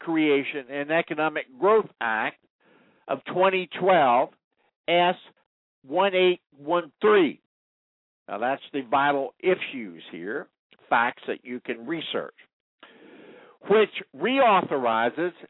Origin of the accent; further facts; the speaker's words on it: United States; I'm an American. I'm a citizen of the United States